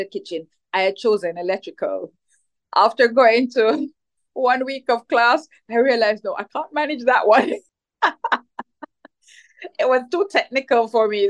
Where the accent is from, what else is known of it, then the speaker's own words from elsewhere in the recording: Jamaica; So I grew up in Jamaica, which is where I am at this time, right? So spent most of my life in Jamaica